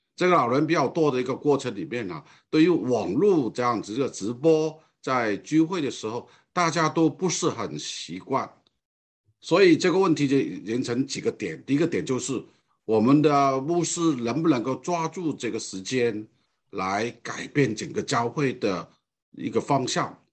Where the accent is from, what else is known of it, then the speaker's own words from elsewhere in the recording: Hong Kong; Chinese is a second language; moved away as an adult; now in Taiwan; 我讲的这个华语或者国语啊，并不是很完全的标准的原因，因为我的本身是从香港过来的，我在台湾超过五十年的时间，从我大学到现在